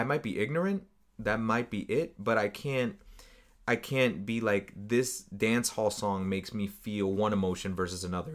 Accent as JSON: {"language": "English", "country": "United States", "said": "I'm from the United States"}